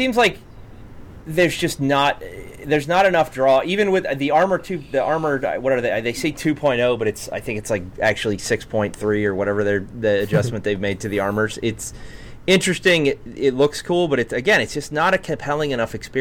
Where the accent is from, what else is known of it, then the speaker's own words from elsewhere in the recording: Maryland, United States; I grew up in those woods in Maryland